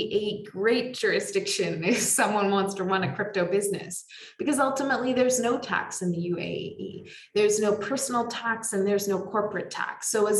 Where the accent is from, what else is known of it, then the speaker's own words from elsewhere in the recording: Canada; now in United Arab Emirates; from being a Canadian